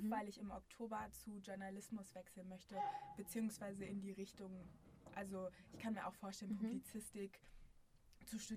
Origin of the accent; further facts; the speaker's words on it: Essen, North Rhine-Westphalia, Germany; ich komme aus dem Westen, mhm. aus Frohnhausen. Das ist an der Grenze zu Mülheim, aber ja, ist Essen. Also ich bin da geboren, ist meine Heimatstadt.